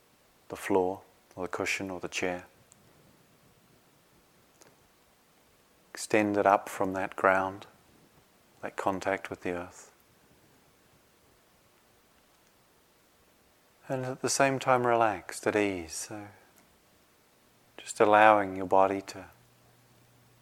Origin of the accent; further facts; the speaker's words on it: New Zealand; moved away; Where I grew up in New Zealand